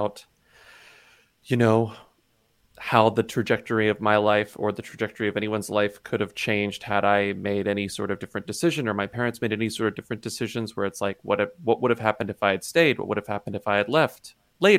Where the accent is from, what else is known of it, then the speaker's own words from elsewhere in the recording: Texas, United States; moved away; my childhood growing up in Texas in this small town